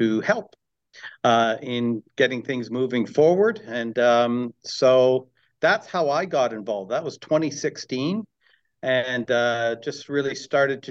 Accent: Maple, Ontario, Canada; also born or lived in Richmond Hill / Vancouver; I grew up in Maple

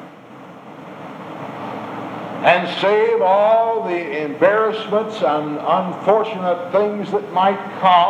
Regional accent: United States

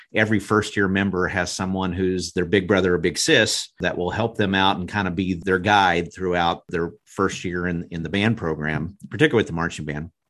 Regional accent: Broken Arrow, Oklahoma, United States; I grew up in Broken Arrow and was in the band

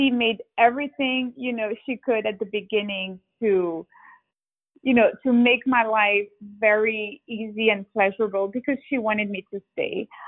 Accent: Geneva, Switzerland; moved away as an adult; also born or lived in Hong Kong / London / Sao Paulo; I did spend 20 years in Geneva, Switzerland. So I think Geneva is home for me because this is where I had all my childhood, teenage years. I went to school there. I went to college. My sisters still live there, and my dad still lived there.

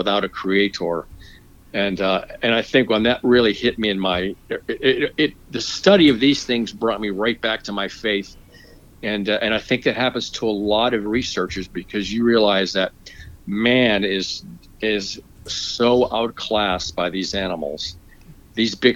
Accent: Florida, United States; moved away as an adult; now in Georgia, United States; When I grew up in Florida, come from a Christian background.

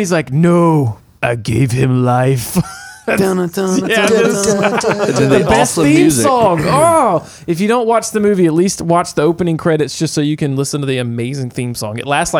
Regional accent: United States; also born or lived in Florida / Arkansas; now in Louisiana, United States; Yeah, I grew up in Florida and Arkansas.

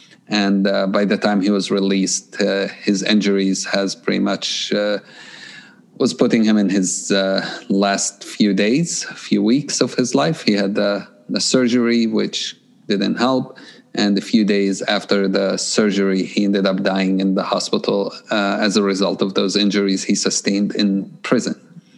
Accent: Jerusalem, Jerusalem District, Israel; English is a second language; So I grew up in Jerusalem, and I grew up in a time of conflict and a time of a lot of shootings and tear gas and so on.

